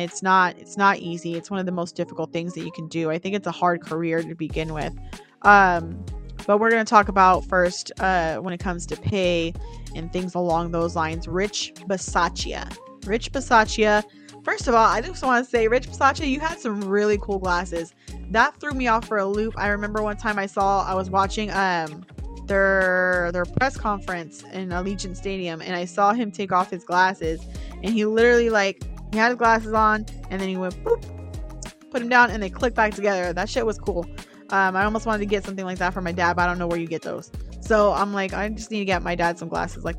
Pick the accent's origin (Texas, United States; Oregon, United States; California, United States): California, United States; Bay Area; I was born in the Bay Area